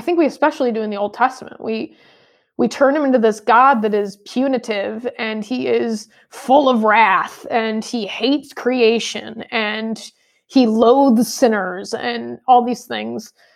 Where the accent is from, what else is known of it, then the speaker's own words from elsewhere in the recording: United States; as American